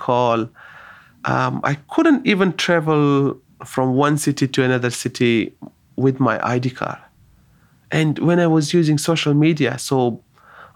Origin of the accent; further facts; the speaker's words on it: Pakistan; also born or lived in Afghanistan; now in Australia; born in Afghanistan, and then they migrated to Pakistan. So I grew up in Pakistan.